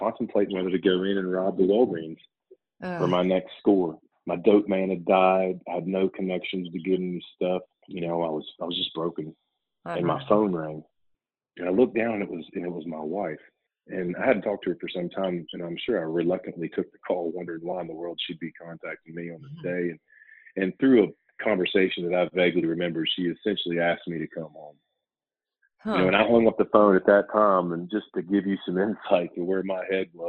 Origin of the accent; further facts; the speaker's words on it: Huntington, West Virginia, United States; moved away; my hometown in Huntington, West Virginia